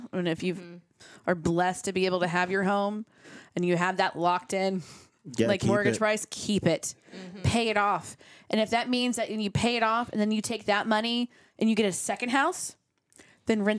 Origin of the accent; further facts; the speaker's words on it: Midwest, United States; now in Texas, United States; I grew up in Midwest